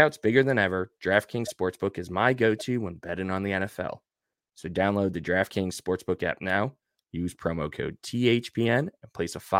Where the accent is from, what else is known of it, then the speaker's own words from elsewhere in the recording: Deer Park, New York, United States; now in Charlotte, United States; I'm from Deer Park